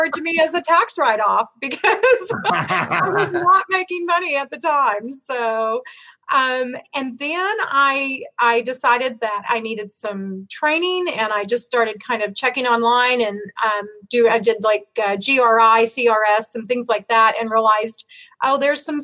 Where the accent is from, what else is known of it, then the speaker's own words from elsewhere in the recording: Oklahoma, United States; I've lived in a 90-mile radius my whole life.